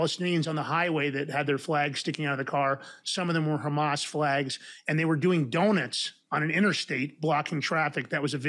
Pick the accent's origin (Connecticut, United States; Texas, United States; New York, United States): New York, United States; New York City; I grew up in New York.